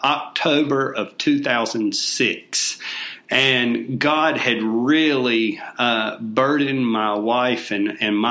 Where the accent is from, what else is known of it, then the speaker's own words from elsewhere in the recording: Albemarle, North Carolina, United States; moved away as an adult; now in Rock Hill, United States; I am originally from Albemarle, North Carolina